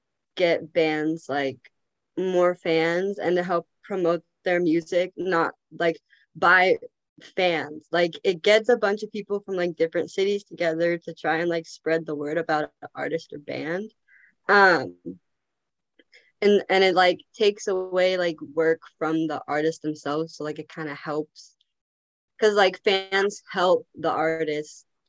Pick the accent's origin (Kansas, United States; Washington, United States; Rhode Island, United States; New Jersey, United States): Washington, United States; Seattle; I'm also from Seattle